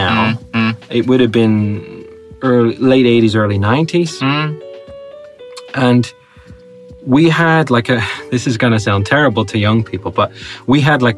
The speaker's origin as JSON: {"language": "English", "region": "Northern Ireland", "country": "United Kingdom", "said": "I'm Northern Irish"}